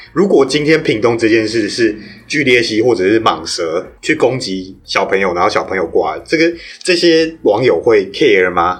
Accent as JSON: {"language": "Chinese", "region": "New Taipei", "country": "Taiwan", "said": "我不是台北人，我是新北人"}